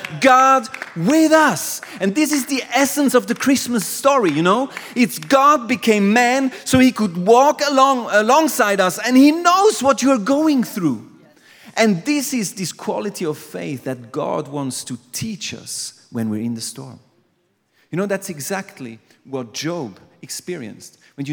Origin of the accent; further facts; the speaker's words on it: Aargau, Switzerland; I'm from Aargau. I'm from a different place